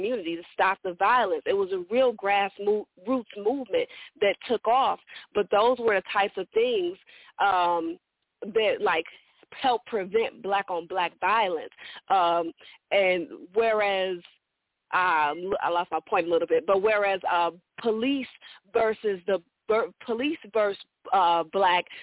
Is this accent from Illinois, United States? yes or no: yes; Chicago, Illinois, United States; I'm actually from Chicago